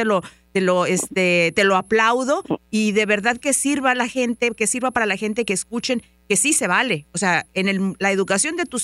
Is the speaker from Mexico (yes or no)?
yes; Mexico; now in Dallas, United States; Muchas veces cuando venimos de México, que no hablamos el idioma, nos sentimos como un poquito intimidados a ir a la escuela, a hablar con los maestros.